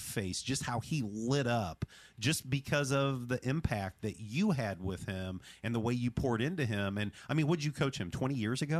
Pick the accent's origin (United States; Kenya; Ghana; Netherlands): United States; the Bible Belt; my history of growing up in the Bible Belt, that's not reality all over the country.